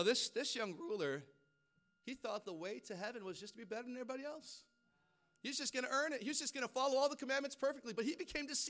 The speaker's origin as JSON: {"language": "English", "region": "Hawaii", "country": "United States", "tie": "born or raised there", "moved": "yes", "said": "I grew up in Hawaii."}